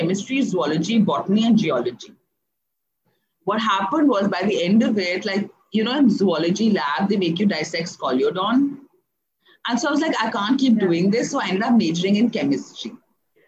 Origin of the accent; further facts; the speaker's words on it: Delhi, India; moved away as an adult; also born or lived in Pune; I actually grew up in Delhi